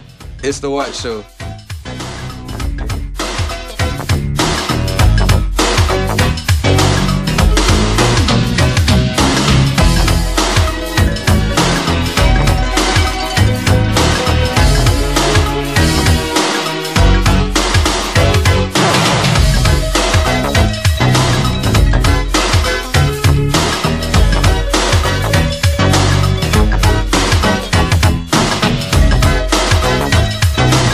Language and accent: English; Jacksonville, Florida, United States; I had my Jacksonville culture, but to anybody outside of Jacksonville, they don't understand what we got